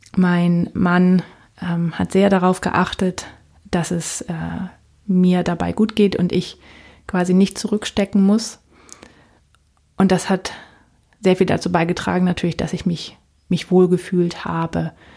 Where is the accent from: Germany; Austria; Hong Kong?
Germany; Northern Germany; also born or lived in United States; now in Palatinate, Germany; Ich komme ursprünglich aus Norddeutschland